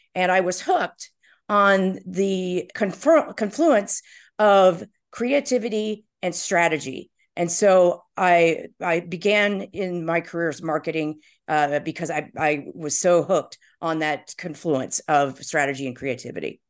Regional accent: Indiana, United States; moved away as an adult; also born or lived in New York City; now in Chicago, United States; I grew up in Indiana

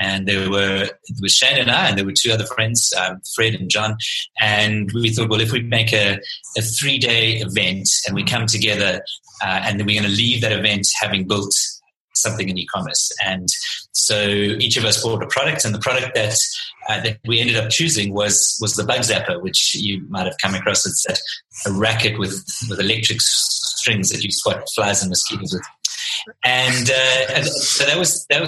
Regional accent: Pietermaritzburg, KwaZulu-Natal, South Africa; moved away as an adult; now in Cape Town, South Africa; I'm originally from Pietermaritzburg

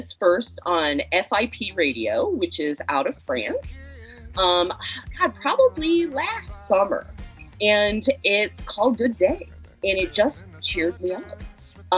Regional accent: the South, United States; now in Chicago, United States; I'm from the South originally

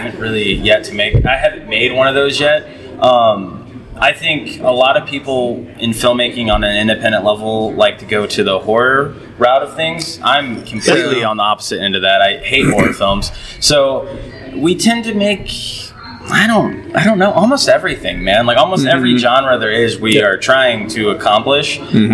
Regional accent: Keokuk, Iowa, United States; now in Coralville, United States; I'm a filmmaker from Coralville, grew up in Keokuk

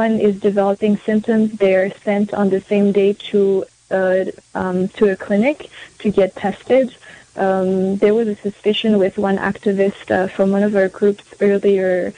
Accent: France; also born or lived in Paris, France / Tahiti, French Polynesia; now in United States; I am an immigrant in the United States. I am white identifying. I grew up in Paris, in France, and in Tahiti, on a Pacific island

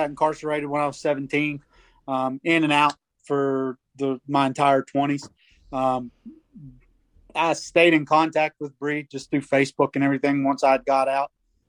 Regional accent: Moorefield, West Virginia, United States; I grew up in Moorfield in Petersburg.

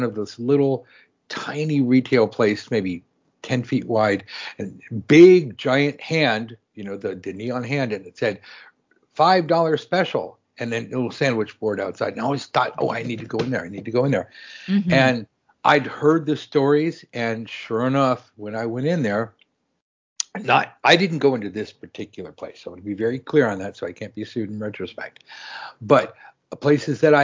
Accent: Los Angeles, California, United States; even growing up in Los Angeles

